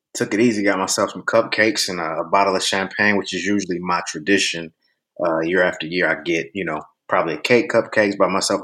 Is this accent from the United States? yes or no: yes; Cleveland, Ohio, United States; Born and raised in Cleveland, Ohio.